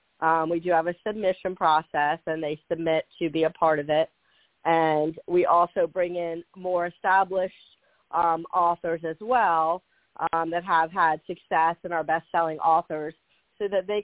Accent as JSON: {"language": "English", "area": "Washington, D.C. area", "region": "Northern Virginia", "country": "United States", "moved": "as an adult", "lives_now": "Charleston, United States", "said": "I'm from the Northern Virginia, Washington, D.C. area. So I'm from Virginia like Lori."}